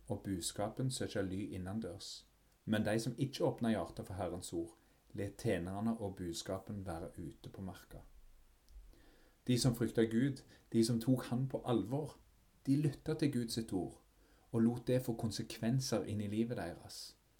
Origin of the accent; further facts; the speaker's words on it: Fogn, Ryfylke, Rogaland, Norway; den øya der jeg vokste opp, Fågen i Ryfylke